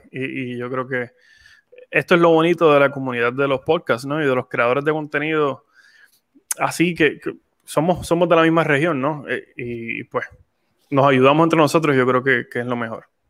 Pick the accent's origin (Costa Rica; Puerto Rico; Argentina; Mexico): Puerto Rico; San Juan; moved away as an adult; now in Texas, United States; yo crecí allí, crecí en Cupey Alto, me crió mi abuelita